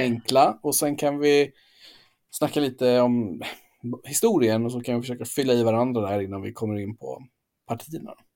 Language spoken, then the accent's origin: Swedish; Gotland, Sweden; jag är ju från Gotland